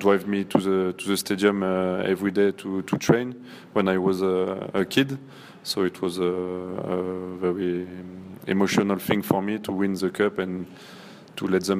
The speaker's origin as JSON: {"language": "English", "country": "France", "also_born_or_lived": "Marseille", "second_language": "English", "moved": "as an adult", "lives_now": "Toronto, Canada"}